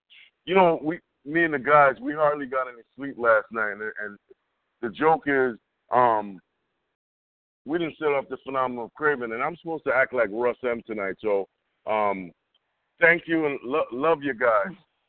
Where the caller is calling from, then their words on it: Englewood, United States; I'm calling from Englewood. That's what this is, Englewood.